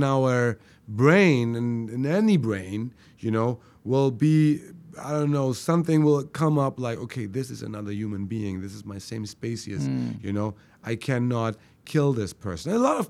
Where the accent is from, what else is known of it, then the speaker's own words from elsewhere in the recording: Germany; Well, I was born and raised in Germany.